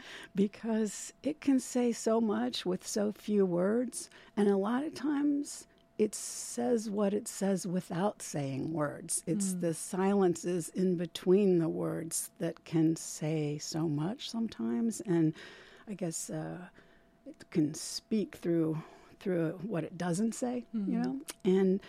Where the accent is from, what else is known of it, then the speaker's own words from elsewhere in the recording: Midwest, United States; moved away; also born or lived in Indiana / Ohio; I grew up in Ohio and Indiana. I was actually born in Indiana